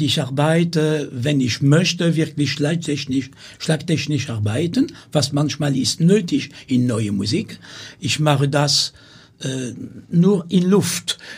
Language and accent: German; Amiens, Hauts-de-France, France; German is a second language; moved away; ich bin in Amiens geboren